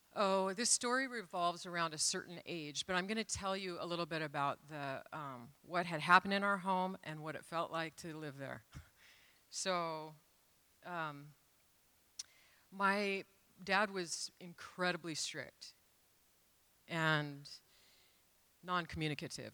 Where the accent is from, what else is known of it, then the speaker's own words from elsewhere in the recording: Renton, Washington, United States; I grew up in Renton